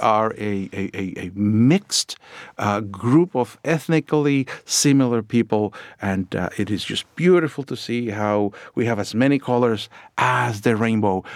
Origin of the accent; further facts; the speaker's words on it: Puerto Rico; moved away; I grew up down in Puerto Rico